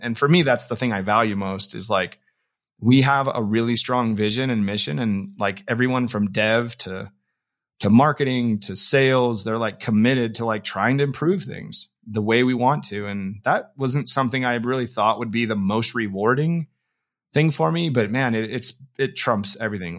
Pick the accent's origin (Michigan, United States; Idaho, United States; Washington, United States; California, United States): Idaho, United States; Rupert; I'm a guy from Idaho, grew up in Rupert, Idaho, on a farm